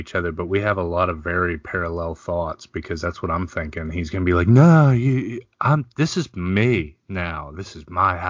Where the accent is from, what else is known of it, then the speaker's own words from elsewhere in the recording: Boston, Massachusetts, United States; I'm from Boston.